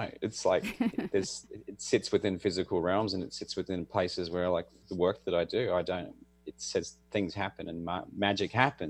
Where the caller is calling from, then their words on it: Australia; I'm in Australia, and it's Thursday morning for me.